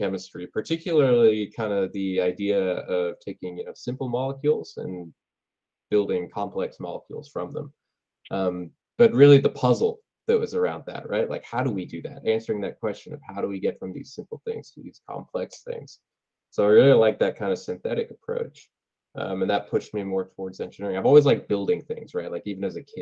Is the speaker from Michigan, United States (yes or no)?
no; Chicago, Illinois, United States; also born or lived in United Kingdom / St. Louis, Missouri; I grew up in Chicago. I actually started out in the UK, funnily enough. Moved to Chicago when I was 6. I grew up in Chicago.